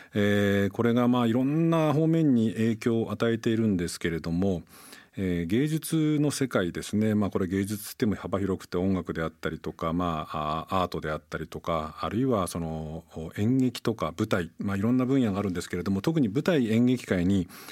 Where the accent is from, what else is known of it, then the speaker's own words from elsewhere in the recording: Nagano, Japan; 僕も長野出身で田舎者